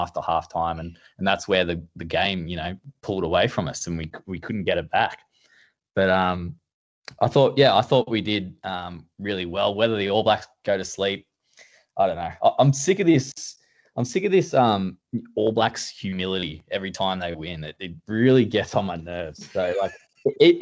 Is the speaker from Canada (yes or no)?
no; Australia; as an Aussie, you know, an Aussie fan